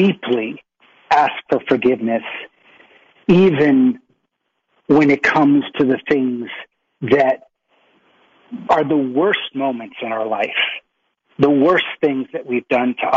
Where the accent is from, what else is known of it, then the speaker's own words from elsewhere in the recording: Boston, Massachusetts, United States; I was born in Boston, Massachusetts.